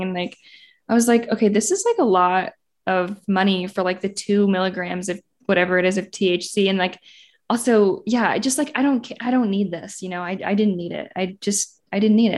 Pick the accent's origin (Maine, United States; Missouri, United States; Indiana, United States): Indiana, United States; moved away as an adult; now in Los Angeles, United States; I grew up in Indiana, went to I U